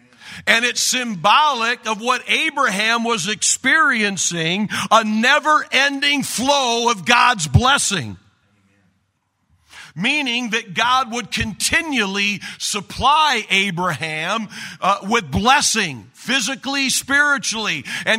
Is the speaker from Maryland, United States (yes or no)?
yes; Baltimore, Maryland, United States; I'm from Baltimore.